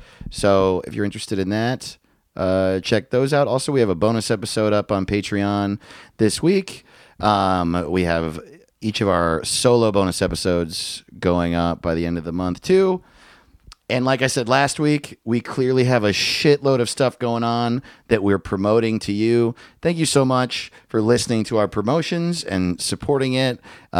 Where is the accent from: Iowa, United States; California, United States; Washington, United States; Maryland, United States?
Iowa, United States; Iowa City; now in Nottingham, United Kingdom; I grew up in Iowa City, but recently moved outside London. Nottingham. I live in Nottingham now.